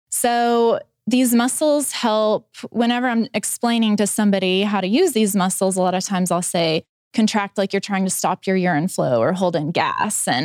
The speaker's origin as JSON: {"language": "English", "town": "Gentry", "region": "Arkansas", "country": "United States", "tie": "born or raised there", "also_born_or_lived": "Fort Smith", "said": "I grew up in Gentry."}